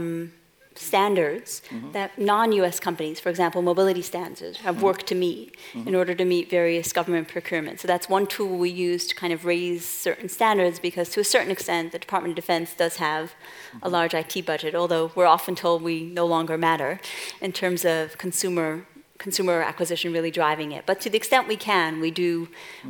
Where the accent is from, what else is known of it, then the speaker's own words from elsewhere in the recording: New York City, New York, United States; moved away; folks may not have picked up from my accent, I'm originally from Brooklyn